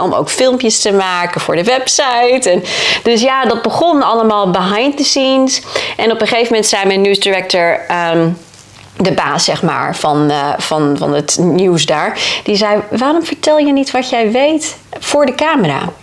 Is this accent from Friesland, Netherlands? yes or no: yes; Friesland, Netherlands; moved away as an adult; also born or lived in Leeuwarden; now in Texas, United States; Ik kom uit Friesland, dus ik woon in Leeuwarden heel prima op mijn eigen